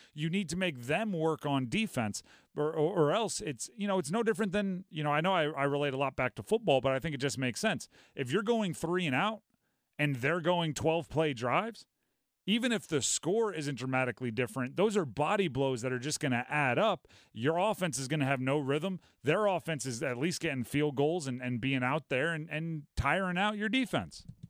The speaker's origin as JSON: {"language": "English", "region": "Hawaii", "country": "United States", "tie": "born or raised there", "also_born_or_lived": "Nebraska", "moved": "yes", "said": "I grew up in Hawaii. It's lived there for six, seven years"}